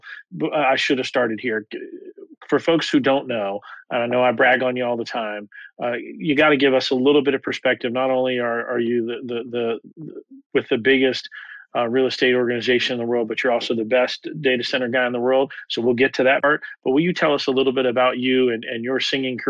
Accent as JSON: {"language": "English", "town": "Atlanta", "region": "Georgia", "country": "United States", "tie": "born or raised there", "said": "my hometown of Atlanta"}